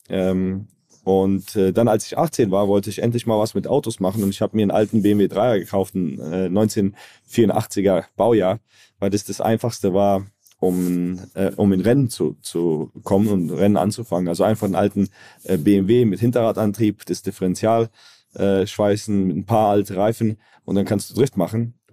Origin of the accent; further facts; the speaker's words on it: Zagreb, City of Zagreb, Croatia; also born or lived in Frankfurt; zehn Jahre später sind wir von Frankfurt nach Zagreb gezogen und seit dann, also seit 2001, äh, bin ich dann in, in Zagreb hier.